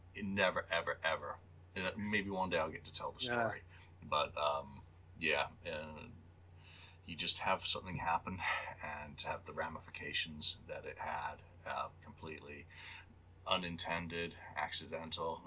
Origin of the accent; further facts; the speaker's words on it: England, United Kingdom; moved away; also born or lived in Canterbury / Newcastle / Liverpool / Glasgow; England, my home country